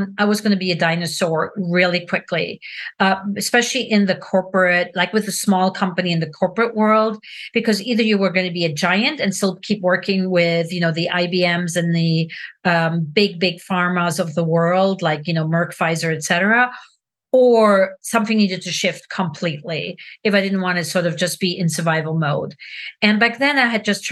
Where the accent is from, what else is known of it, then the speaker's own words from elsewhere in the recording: Switzerland; moved away as an adult; now in United States; I am originally from Switzerland. I've been in America for over 35 years, which is more time spent in America than in Switzerland